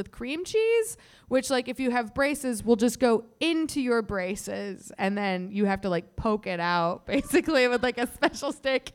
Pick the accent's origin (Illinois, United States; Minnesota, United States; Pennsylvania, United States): Illinois, United States; outside of Chicago; now in Chicago, United States; I grew up outside of Chicago